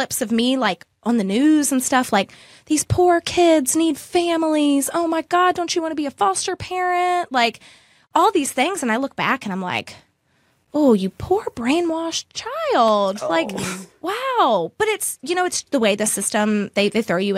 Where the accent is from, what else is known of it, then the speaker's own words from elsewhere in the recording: Amherst County, Virginia, United States; also born or lived in Lynchburg, Virginia; I was born in Amherst County